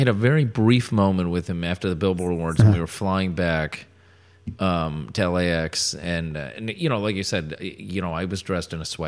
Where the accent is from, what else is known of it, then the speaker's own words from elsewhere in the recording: Connecticut, United States; I grew up in Connecticut